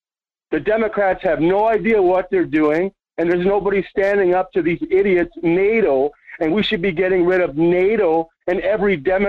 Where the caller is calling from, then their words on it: Las Vegas, Nevada, United States; from Las Vegas.